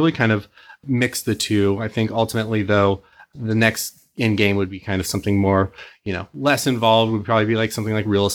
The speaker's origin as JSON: {"language": "English", "town": "Santa Cruz", "region": "California", "country": "United States", "tie": "born or raised there", "also_born_or_lived": "Newport Beach, California", "lives_now": "Irvine, United States", "said": "I was born in Newport Beach, but I was actually raised up in Santa Cruz"}